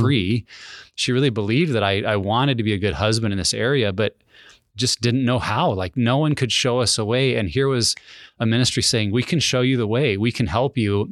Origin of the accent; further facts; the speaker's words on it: Helena, Montana, United States; moved away as an adult; also born or lived in Wyoming / Minnesota / Kelso, Washington; I grew up in a pastor's family in Wyoming and then Montana, graduated from Helena, Montana